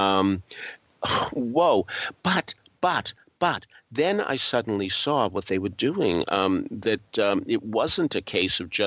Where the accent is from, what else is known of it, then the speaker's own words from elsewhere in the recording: New England, United States; as a New Englander